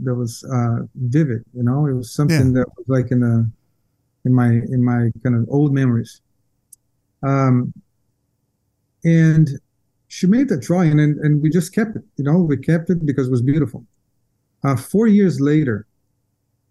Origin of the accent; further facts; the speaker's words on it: São Paulo, Brazil; moved away; So I grew up in Brazil, São Paulo, okay. Brazil, most of my life